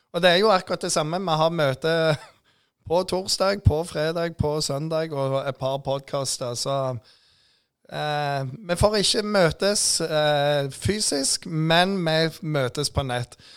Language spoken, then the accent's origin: Norwegian; Jæren, Rogaland, Norway; jeg er jærbu